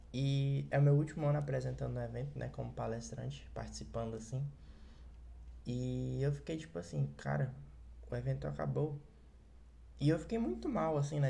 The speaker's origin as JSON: {"language": "Portuguese", "region": "Ceará", "country": "Brazil", "said": "sou do Ceará, talvez por isso eu fale um pouco apressado demais"}